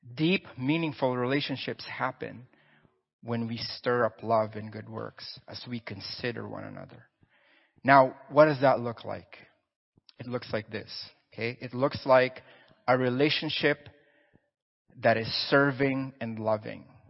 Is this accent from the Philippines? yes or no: yes; Philippines; moved away; I'm Filipino, born and raised there.